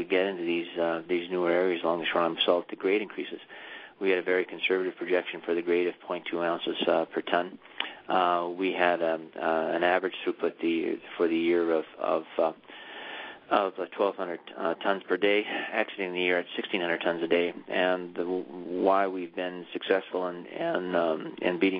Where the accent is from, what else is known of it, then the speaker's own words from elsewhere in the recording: South Porcupine, Ontario, Canada; I grew up and was born and raised in South Park Bend, actually at the mine site villages of Dome and Domex.